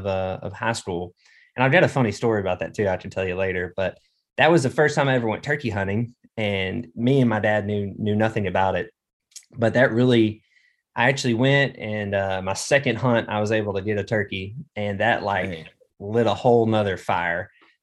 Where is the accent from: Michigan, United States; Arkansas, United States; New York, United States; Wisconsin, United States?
Arkansas, United States; But yeah, man, I grew up here, you know, growing up in Arkansas, like you kind of mentioned, everyone here is a duck hunter.